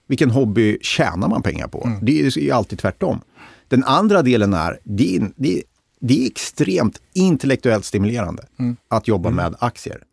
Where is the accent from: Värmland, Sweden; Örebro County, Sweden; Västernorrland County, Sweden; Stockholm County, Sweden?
Örebro County, Sweden; Degerfors; jag kommer ju från Degerfors som är en av Sveriges rödaste kommuner.